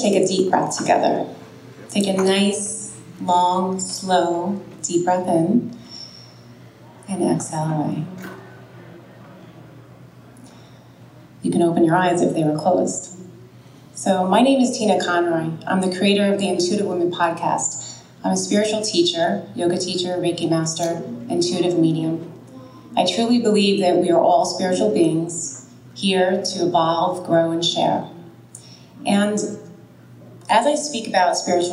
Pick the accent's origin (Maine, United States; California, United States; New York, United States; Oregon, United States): New York, United States; I'm from New York